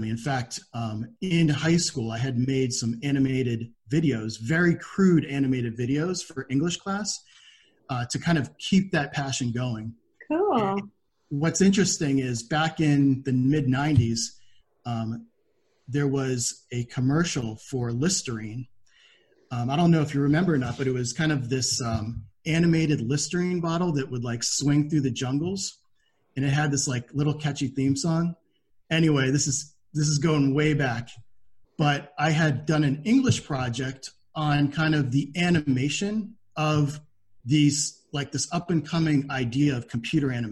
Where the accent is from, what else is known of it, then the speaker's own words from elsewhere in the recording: Pennsylvania, United States; I was from Pennsylvania at the time. I had moved uh, during high school